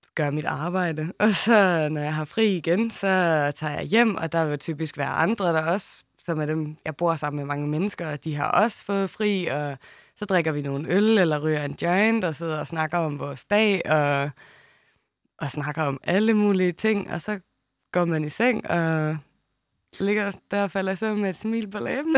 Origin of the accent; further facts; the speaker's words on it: Samsø, Central Denmark Region, Denmark; jeg haft et halvt år på Samsø, hvor jeg er vokset op